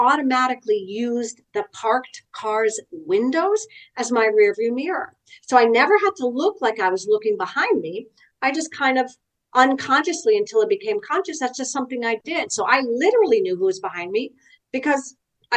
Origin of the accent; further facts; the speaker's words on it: New York City, New York, United States; I grew up in New York City